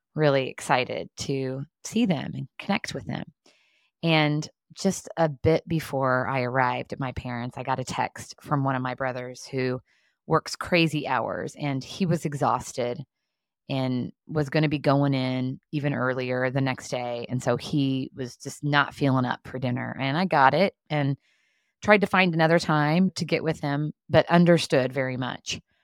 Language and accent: English; southern Indiana, United States; now in Indianapolis, United States; I grew up in southern Indiana, and I'm currently living in Indianapolis